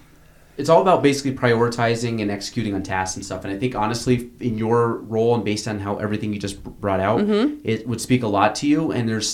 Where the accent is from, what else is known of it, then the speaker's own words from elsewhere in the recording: Chazy, New York, United States; I'm from Shazy